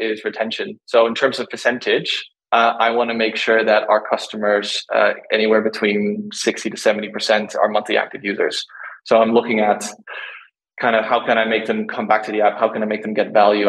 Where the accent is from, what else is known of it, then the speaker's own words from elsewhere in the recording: Netherlands; moved away; I'm originally from Holland. We're all very frugal over there